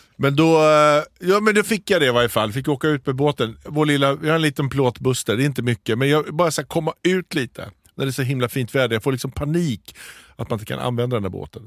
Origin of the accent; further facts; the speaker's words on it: Småland, Sweden; Mitt småländska snåla arv